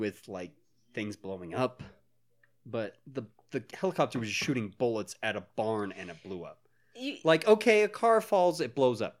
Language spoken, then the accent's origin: English; United States; We grew up in America.